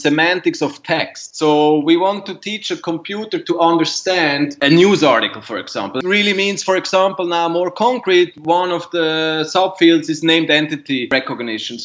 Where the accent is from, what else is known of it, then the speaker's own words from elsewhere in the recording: Zurich, Switzerland; moved away as an adult; now in New York, United States; I grew up in Zurich, Switzerland